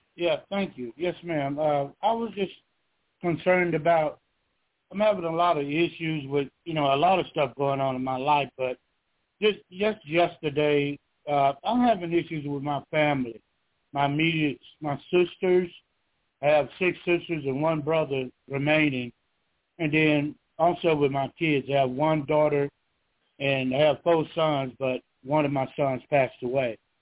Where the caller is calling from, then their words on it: Georgia, United States; I'm calling from Georgia